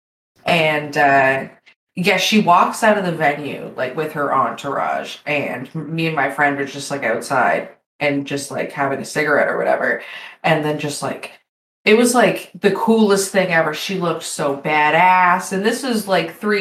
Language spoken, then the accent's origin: English; Canada; I'm Canadian